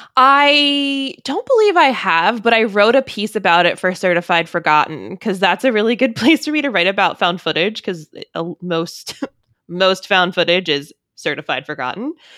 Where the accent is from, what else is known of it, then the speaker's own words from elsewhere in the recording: Maryland, United States; I'm from Maryland. I don't live that far from Burkittsville